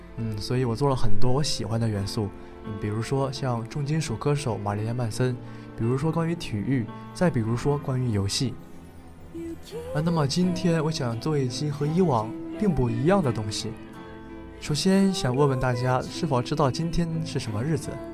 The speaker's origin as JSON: {"language": "Chinese", "region": "northern China", "country": "China", "said": "可能我是北方人"}